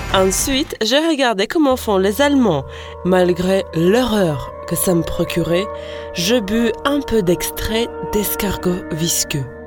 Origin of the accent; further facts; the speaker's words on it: Latvia; French is a second language; now in France; de mon pays natal, la Lettonie